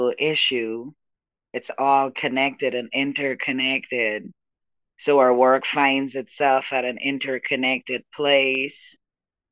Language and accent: English; Guyana; now in Brooklyn, United States; I was born in South America, so where I am from, and my people are the Juca people, the people of the Guianas